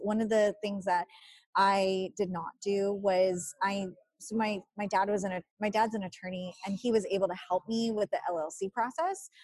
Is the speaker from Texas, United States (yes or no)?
yes; Rio Grande Valley, Texas, United States; now in San Antonio, United States; I was born and raised in the Rio Grande Valley, so I lived on the border and coming to San Antonio, that's like a big city